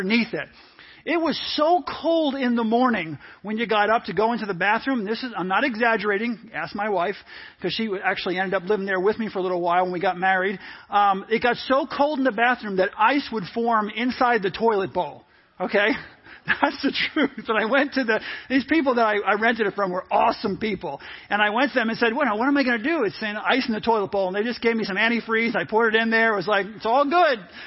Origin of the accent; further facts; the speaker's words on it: New York, United States; moved away; also born or lived in Virginia; Most of you knew I grew up in New York, first part of my life and, for a large part of my life